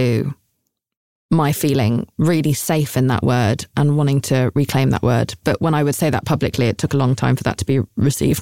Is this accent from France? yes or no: no; United Kingdom; I'm British.